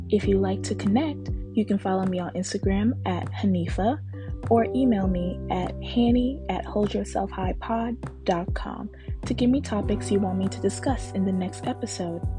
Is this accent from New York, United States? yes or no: yes; Newburgh, New York, United States; also born or lived in Bronx / Jacksonville, Florida; I am from Newburgh, New York. I was raised in the Bronx for a little bit, and then I moved to Jacksonville, Florida, and I am 23 years old.